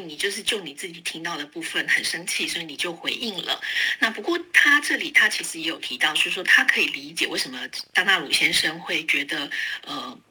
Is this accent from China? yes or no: no; Taiwan; first language Taiwanese Hokkien; Chinese is a second language; 我记得我小的时候，嗯，其实我上小学之前是不太会说国语的，嗯哼，哦，对，我只会讲闽南语，对，在家里都是讲闽南语